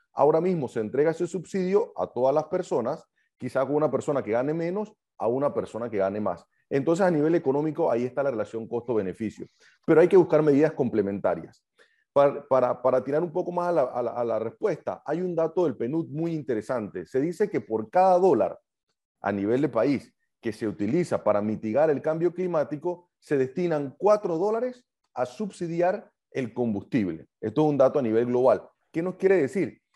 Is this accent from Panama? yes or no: yes; Panama; lo estamos pagando todo como panameños